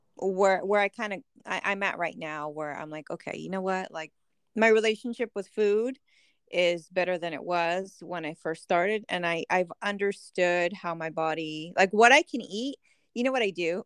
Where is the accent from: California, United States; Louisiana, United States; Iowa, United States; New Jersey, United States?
California, United States; San Diego; we're from San Diego